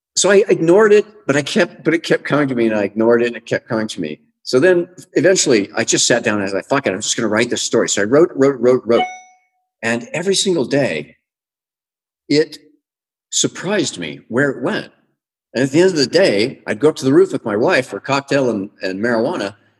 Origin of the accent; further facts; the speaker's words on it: United States; moved away as an adult; now in Mexico; as an American